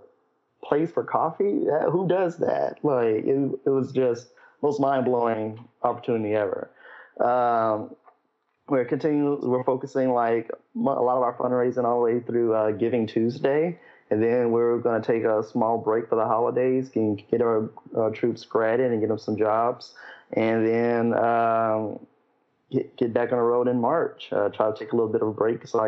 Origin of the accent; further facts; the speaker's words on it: Memphis, Tennessee, United States; I'm originally from Memphis